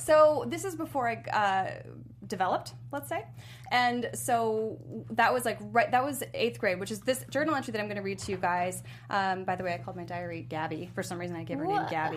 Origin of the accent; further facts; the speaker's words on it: Chesterfield, Virginia, United States; I went to middle and high school in Chesterfield, Virginia.